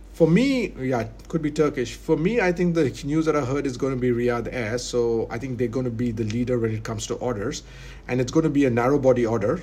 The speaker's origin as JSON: {"language": "English", "country": "India", "moved": "yes", "lives_now": "Abu Dhabi, United Arab Emirates", "said": "I'm Indian. I'm in Abu Dhabi"}